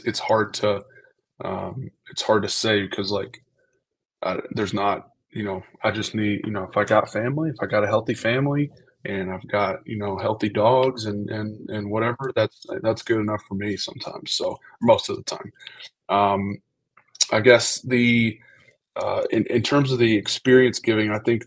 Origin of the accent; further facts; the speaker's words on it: Georgia, United States; moved away as an adult; now in Buffalo, United States; growing up in Georgia